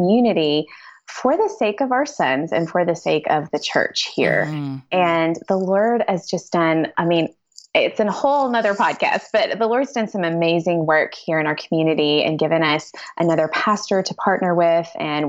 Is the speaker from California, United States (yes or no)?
no; West Tennessee, United States; moved away as an adult; also born or lived in Southeast Missouri; now in Missouri, United States; I've been in Missouri just 14 years, which actually is kind of a long time. But I'm originally from West Tennessee. And still kind of, it's not that different from Southeast Missouri where I live.